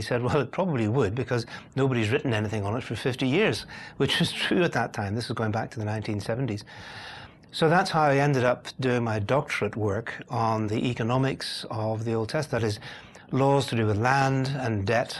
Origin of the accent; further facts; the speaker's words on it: Belfast, Northern Ireland, United Kingdom; accent: Northern Irish; moved away as an adult; also born or lived in Cambridge, England / India; now in London, United Kingdom; the accent comes from Northern Ireland. That's where I was born and grew up. I'm a Belfast boy, really, by origins, although I now live in London in England. So I'm Irish, but not English, but living in Britain